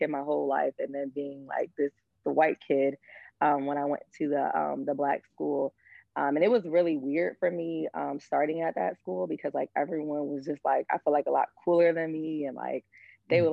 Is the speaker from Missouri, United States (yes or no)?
no; Dearborn, Michigan, United States; also born or lived in Detroit; I was living in a city called Dearborn